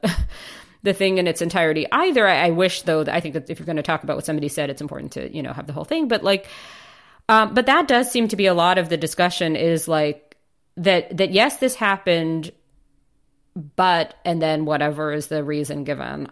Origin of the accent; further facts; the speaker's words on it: United States; moved away; I grew up in the States